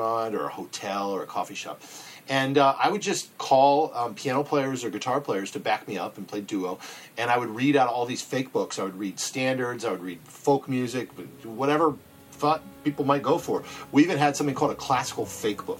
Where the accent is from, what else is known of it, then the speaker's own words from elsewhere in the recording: Columbus, Ohio, United States; I'm from Columbus, and people knew about me from growing up